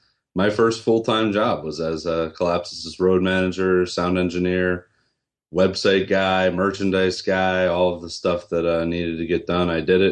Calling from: Raleigh, North Carolina, United States; I'm calling from Raleigh, North Carolina.

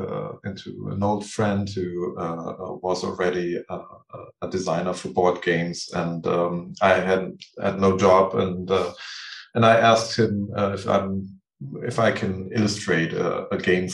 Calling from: Neukirchen-Vluyn, North Rhine-Westphalia, Germany; It's called Neukirchen-Flühen. It's a small town near Düsseldorf.

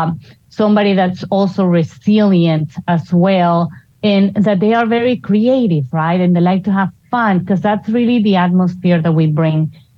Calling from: Cinque Terre, Liguria, Italy; I'm actually calling you from Cinque Terre, Italy.

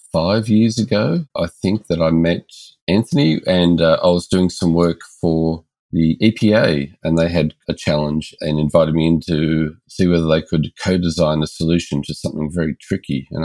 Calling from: Melbourne, Victoria, Australia; We're joining from Melbourne, Australia.

